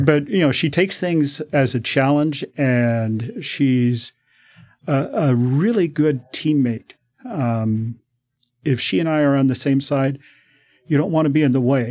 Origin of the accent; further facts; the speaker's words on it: Denver, Colorado, United States; moved away as an adult; now in Oregon, United States; I grew up in Denver.